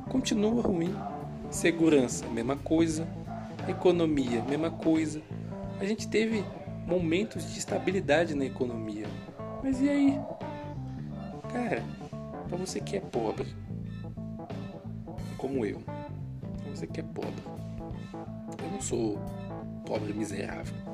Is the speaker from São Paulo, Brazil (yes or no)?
no; Serra, Espírito Santo, Brazil; Eu sou um cara pobre, moro né, numa periferia, sou do Espírito Santo. quem é do Espírito Santo, eu sou da Serra, né, município